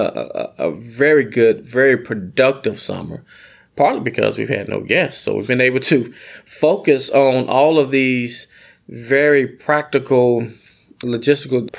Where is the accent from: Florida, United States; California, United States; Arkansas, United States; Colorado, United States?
Arkansas, United States; I'm from Arkansas